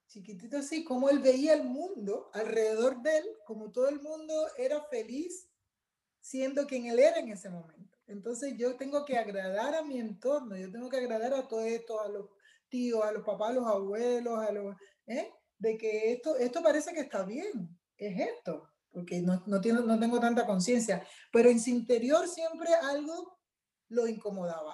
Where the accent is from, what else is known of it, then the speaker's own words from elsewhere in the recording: Cuba; also born or lived in Chile; now in United States; yo soy cubana